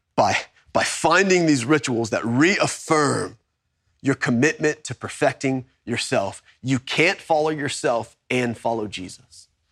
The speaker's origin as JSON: {"language": "English", "town": "Kingwood", "region": "Texas", "country": "United States", "tie": "born or raised there", "also_born_or_lived": "Baton Rouge, Louisiana / Tomball, Texas", "said": "I was born in Baton Rouge. I was, I was raised in, in Kingwood, Texas"}